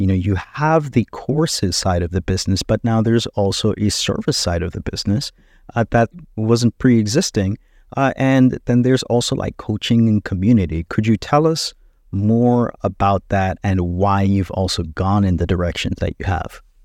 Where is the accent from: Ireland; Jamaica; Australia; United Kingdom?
Jamaica; now in United States; we are from Jamaica